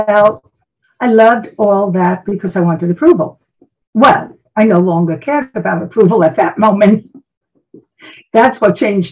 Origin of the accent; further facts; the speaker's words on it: New York City, New York, United States; moved away; And I'm from Brooklyn originally. And you can probably hear the attitude at times.